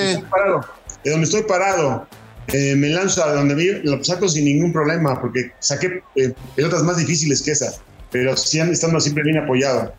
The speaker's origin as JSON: {"language": "Spanish", "country": "Mexico", "said": "como mexicano que soy"}